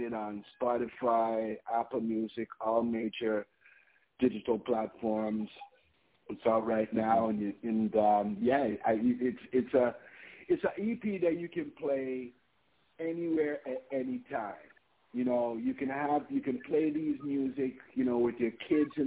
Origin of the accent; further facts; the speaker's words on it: Mandeville, Manchester Parish, Jamaica; also born or lived in Toronto, Canada; I'm from Mandeville, Manchester